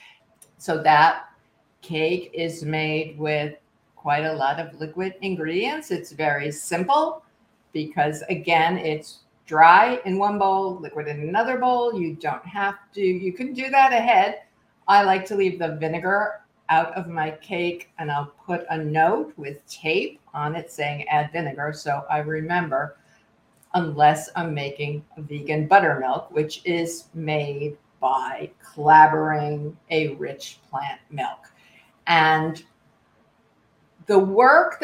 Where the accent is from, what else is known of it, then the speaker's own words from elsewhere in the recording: New York City, New York, United States; I'm from Brooklyn